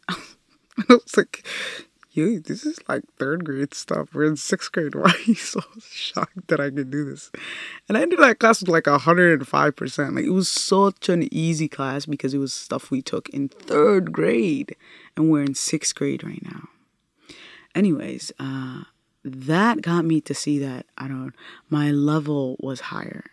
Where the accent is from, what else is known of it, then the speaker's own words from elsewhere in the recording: Minnesota, United States; English is a second language; also born or lived in Italy; we came and landed in Minnesota